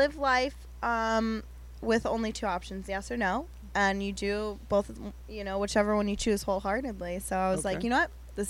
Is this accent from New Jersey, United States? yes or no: no; Pennsylvania, United States; now in Los Angeles, United States; growing up in Pennsylvania